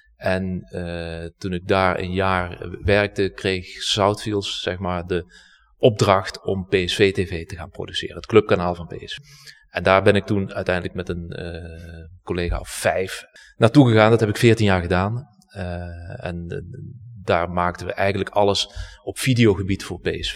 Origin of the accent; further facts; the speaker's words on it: Heerlen, Limburg, Netherlands; moved away as an adult; also born or lived in Hilversum; ik ben eh, geboren en getogen in Heerlen.